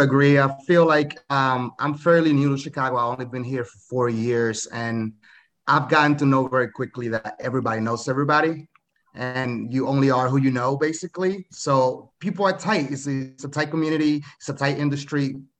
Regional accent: Dominican Republic; now in United States; I'm from the Dominican Republic

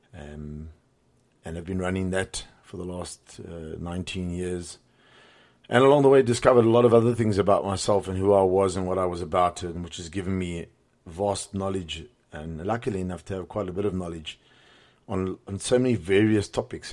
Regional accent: Cape Town, Western Cape, South Africa; moved away as an adult; also born or lived in Johannesburg; born and raised in Cape Town. Grew up there

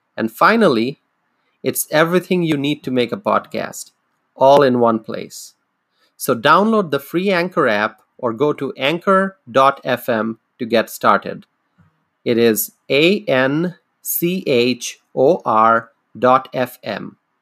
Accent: United States; As an American

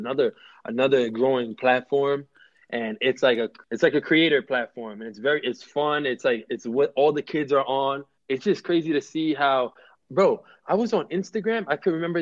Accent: New York City, New York, United States; I'm born and raised in New York. I'm like the city boy, city boy, city boy

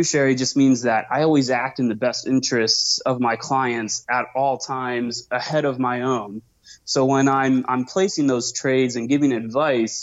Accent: Seattle, Washington, United States; moved away as an adult; now in Arizona, United States; I grew up in Seattle, grew up on the ocean, sailing with my parents, and moved to Arizona a couple years ago

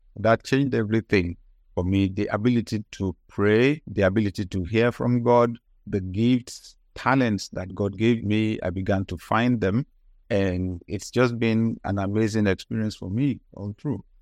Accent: Nigeria; I grew up in Nigeria

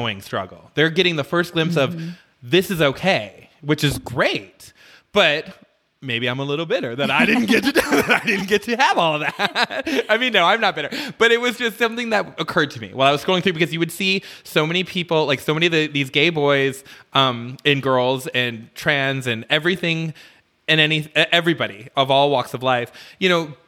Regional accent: Midwest, United States; moved away; growing up in the Midwest when I was a kid

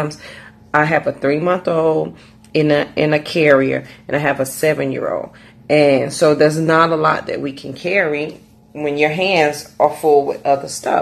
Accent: Raleigh, North Carolina, United States; I'm from Raleigh, North Carolina

